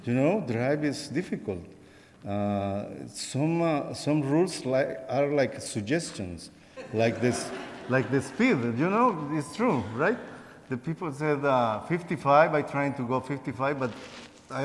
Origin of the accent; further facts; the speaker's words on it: Guatemala; moved away as an adult; also born or lived in Costa Rica; now in Houston, United States; I am not originally from Costa Rica. I am originally from Guatemala.